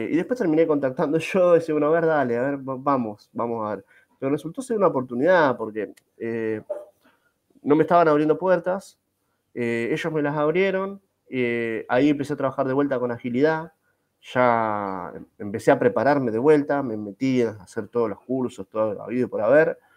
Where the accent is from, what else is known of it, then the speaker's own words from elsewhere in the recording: Buenos Aires, Argentina; born there; sí, soy argentino, nací en la capital federal, nací en la capital federal, este, en el año 79